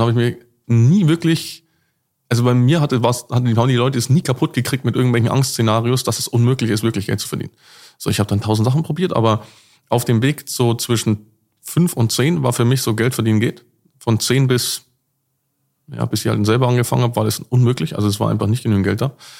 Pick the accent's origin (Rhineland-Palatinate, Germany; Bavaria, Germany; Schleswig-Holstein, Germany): Bavaria, Germany; Cham; also born or lived in Nabburg / near Nuremberg; now in Dubai, United Arab Emirates; wo ich dann auf groß geworden bin, quasi so die wichtigste Part meines Lebens war dann in Cham, C H A M, ja, an der tschechischen Grenze